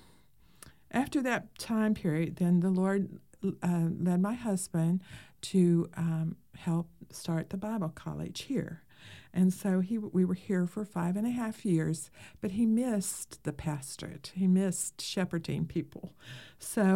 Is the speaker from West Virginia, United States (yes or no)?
yes; West Virginia, United States; I grew up in West Virginia, out in the country